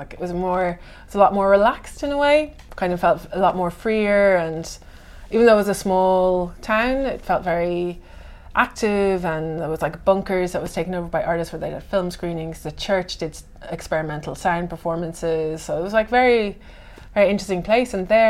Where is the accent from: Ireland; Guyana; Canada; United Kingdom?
Ireland; moved away as an adult; also born or lived in Berlin, Germany; now in Helsinki, Finland; So yes, I'm originally from Ireland. I've been living in Finland for the last 5 years. I left Ireland when I was 22 and moved to Berlin. So I was there before here. I first came here to do my master's in 2009